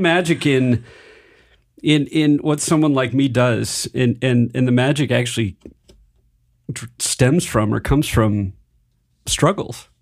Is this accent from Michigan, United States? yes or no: yes; Michigan, United States; moved away; also born or lived in Silicon Valley / Denver; I grew up in Michigan